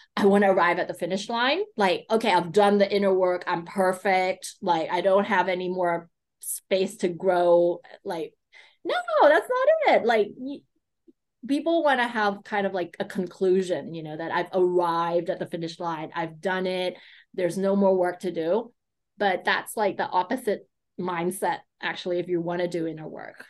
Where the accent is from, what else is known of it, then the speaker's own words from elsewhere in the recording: United States; I grew up in the States